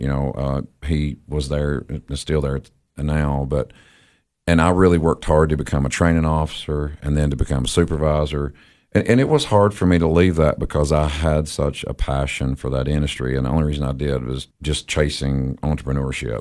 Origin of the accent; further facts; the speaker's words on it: Crossville, Tennessee, United States; moved away as an adult; now in Cookeville, United States; I was born in Crossville, uh, graduated from Cumberland County